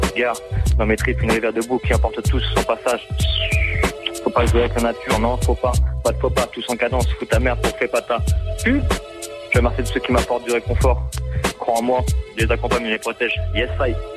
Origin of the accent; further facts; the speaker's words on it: Bondy, Île-de-France, France; un peu partout en 93, euh, d'origine de Bondy